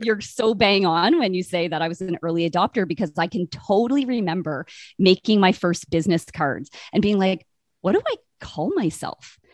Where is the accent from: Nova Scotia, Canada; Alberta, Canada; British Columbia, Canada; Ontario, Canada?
Ontario, Canada; Brockville; now in Winnipeg, Canada; I grew up in Brockville, Ontario, kind of between Toronto